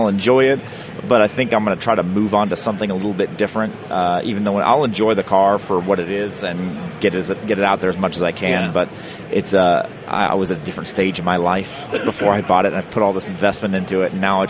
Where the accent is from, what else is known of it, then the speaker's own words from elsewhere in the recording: Dallas, Texas, United States; moved away; I'm from Dallas. I'm from Texas originally